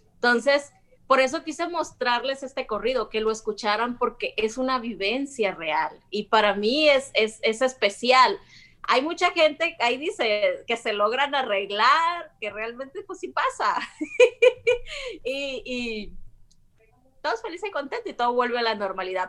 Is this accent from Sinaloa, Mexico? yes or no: yes; Sinaloa, Mexico; moved away as an adult; soy sinaloense